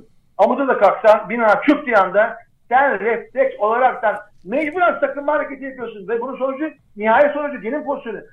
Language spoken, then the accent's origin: Turkish; Erzincan, Turkey; ben mesela Erzincanlıyım